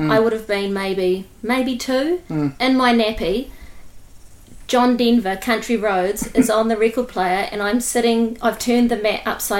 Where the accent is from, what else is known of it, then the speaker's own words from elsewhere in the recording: Eketāhuna, Manawatū-Whanganui, New Zealand; also born or lived in London / Christchurch; now in Wellington, New Zealand; I grew up in Ikitahuna.